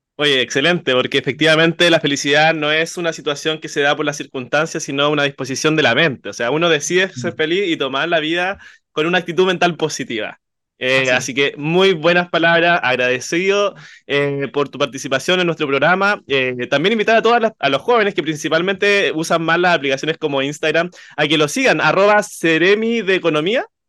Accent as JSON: {"language": "Spanish", "town": "Coronel", "region": "Biobío", "country": "Chile", "said": "yo soy de Coronel"}